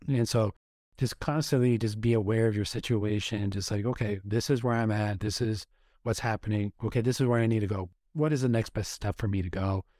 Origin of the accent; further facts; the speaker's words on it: Oregon, United States; moved away as an adult; also born or lived in Washington, D.C.; I grew up in Oregon